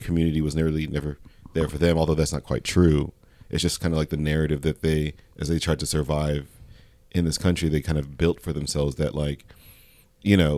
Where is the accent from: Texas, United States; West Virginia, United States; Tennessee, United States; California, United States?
California, United States; Ventura County; we're from Ventura County